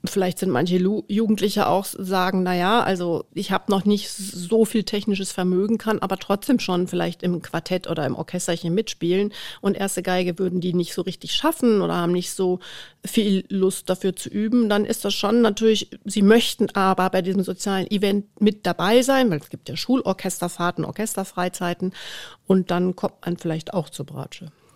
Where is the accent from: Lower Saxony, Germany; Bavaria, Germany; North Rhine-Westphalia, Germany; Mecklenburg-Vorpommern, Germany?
North Rhine-Westphalia, Germany; near Dortmund; moved away as an adult; now in Munich, Germany; Also ich bin in der Nähe von Dortmund groß geworden